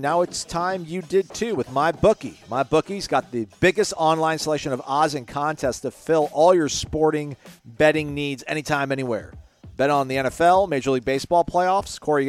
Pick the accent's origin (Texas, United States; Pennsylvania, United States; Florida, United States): Florida, United States; Apopka; which happens to be in my hometown of Apopka, Florida. Go Noles, beat the Tigers.